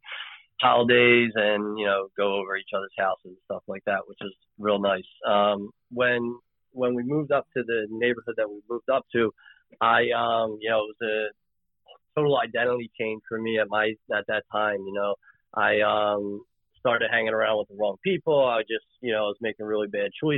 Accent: Philadelphia, Pennsylvania, United States; Born and raised in Philly

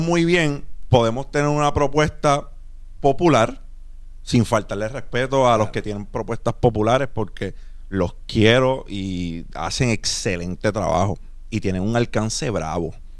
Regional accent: Puerto Rico; nosotros somos de Puerto Rico

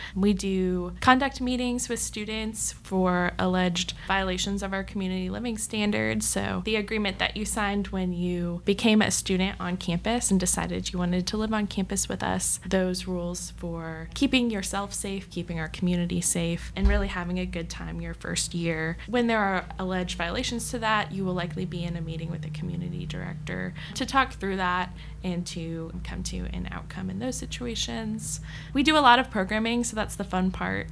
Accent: Matthews, North Carolina, United States; also born or lived in Texas; I'm from North Carolina, um, so if anyone's from the Matthews area, that is where I grew up

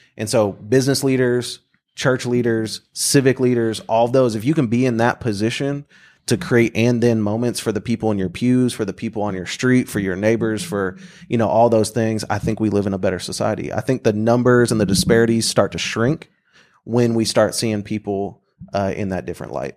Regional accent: Bartlesville, Oklahoma, United States; moved away as an adult; now in Oklahoma City, United States; I grew up in Bartlesville, and then I went to the University of Oklahoma

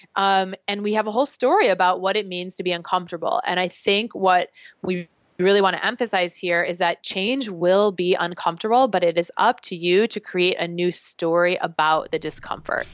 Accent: Chicago, Illinois, United States; now in New York, United States; I'm originally from Chicago, so Chicago very much feels like my home

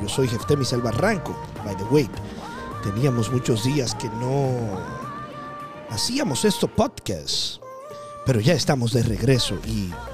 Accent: Dominican Republic; Yo soy de la República Dominicana

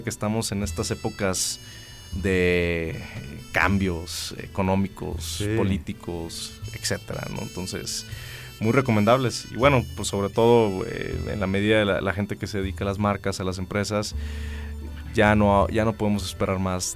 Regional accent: Mexico; imagínense los, mexicanos, qué curiosos somos

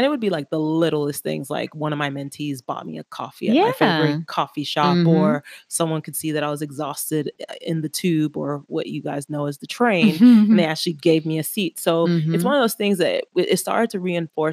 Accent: Miami, Florida, United States; moved away as an adult; now in London, United Kingdom; growing up in Miami

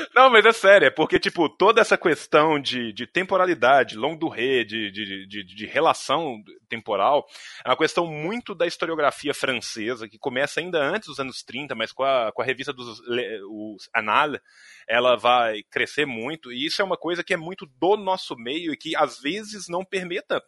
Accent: Brazil; A gente é brasileiro

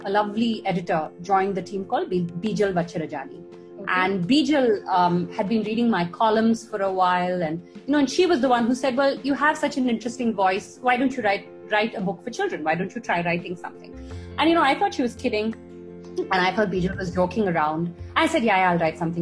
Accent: Chennai, Tamil Nadu, India; I grew up in Madras.

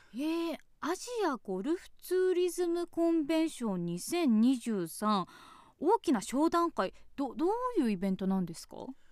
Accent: Hokkaido, Japan; 私たち北海道民

